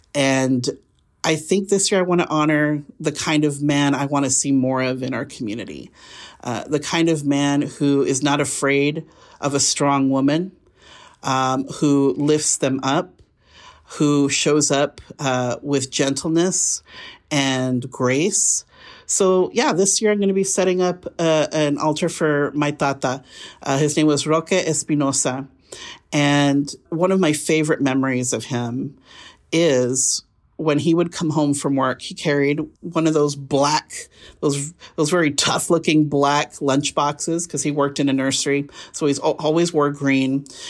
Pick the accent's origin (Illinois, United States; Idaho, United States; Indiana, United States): Idaho, United States; Burley; also born or lived in Boise, Idaho; I grew up in Burley, Idaho